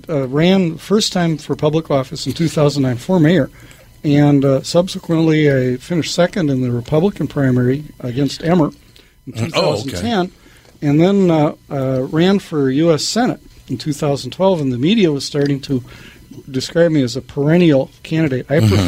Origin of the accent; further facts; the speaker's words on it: Minneapolis, Minnesota, United States; South Minneapolis. Still living in the house that I was brought home to from Swedish Hospital.